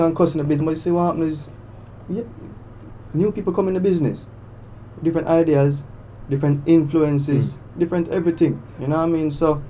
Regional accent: Jamaica; we come from Jamaica

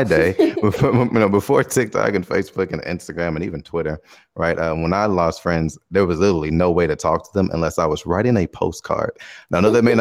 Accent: Chicago, Illinois, United States; moved away as an adult; now in Taiwan; I'm from Chicago. I'm black

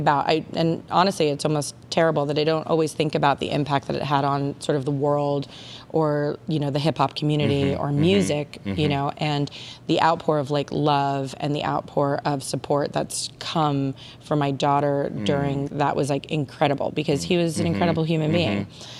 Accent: Long Island, New York, United States; now in Los Angeles, United States; I was born on Long Island, born and raised.

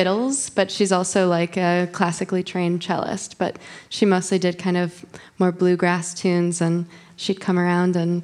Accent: St. Joseph, Michigan, United States; also born or lived in Detroit, Michigan; I grew up in southwest Michigan on the lake in a town called St. Joseph.

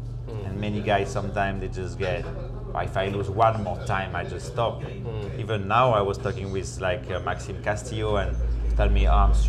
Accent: Réunion; English is a second language; also born or lived in France; proud to represent it, even if I'm not born there, I'm born in France, but I arrived there really young, I'm from Reunion.

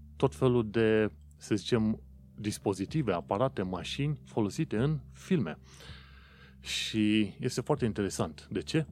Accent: Romania; now in London, United Kingdom; vin din România

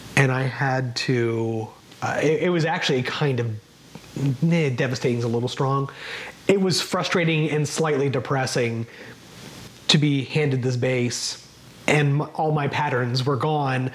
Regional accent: Kansas City, United States; growing up in Kansas City

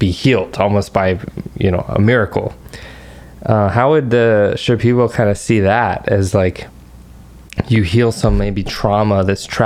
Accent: United States; as an American

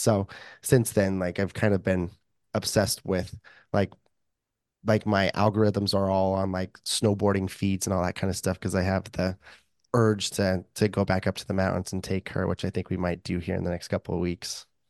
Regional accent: Idaho, United States; moved away as an adult; now in Saint George, United States; I grew up, born and raised in Idaho and only lived down in southern Utah where it's, in the desert, decent amount warmer. for, like, the last three years

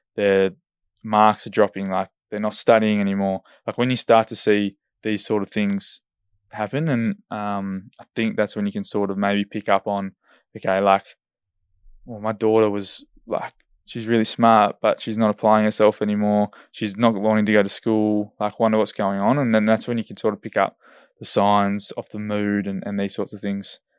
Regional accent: Esperance, Western Australia, Australia; now in Perth, Australia; I'm from Esperance and there's big fish down there

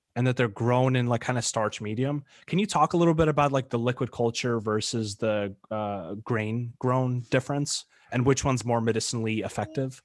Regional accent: New York, United States; moved away; I went back home to New York, kinda like my hometown where I grew up most of my life

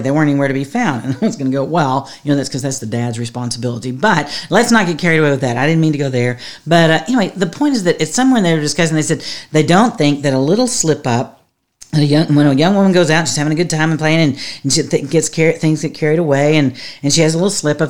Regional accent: Texas, United States; I'm from Texas

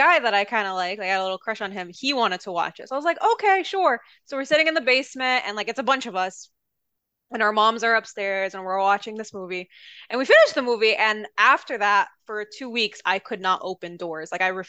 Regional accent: New York, United States; I'm from New York. This can't possibly happen to me.

